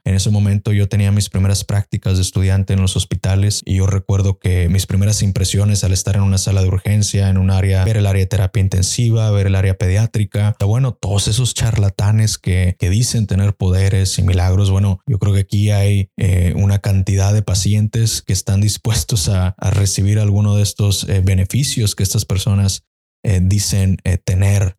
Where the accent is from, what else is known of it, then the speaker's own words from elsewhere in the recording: Mexico; en mi país, por ejemplo en México